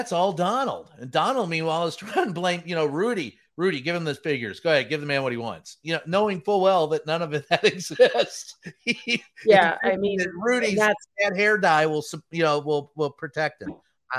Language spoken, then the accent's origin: English; Louisville, Kentucky, United States; Louisville, Kentucky.